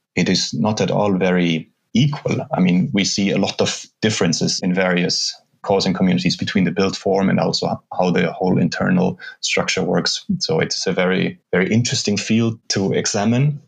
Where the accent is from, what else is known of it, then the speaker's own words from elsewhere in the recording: Germany; moved away as an adult; also born or lived in Brazil / Lund, Sweden; now in Reykjavik, Iceland; I'm from Germany.